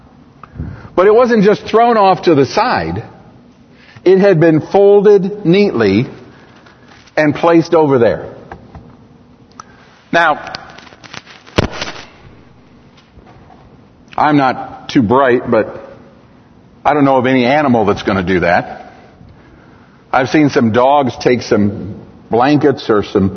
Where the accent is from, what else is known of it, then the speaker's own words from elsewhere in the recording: United States; I'm American. I speak English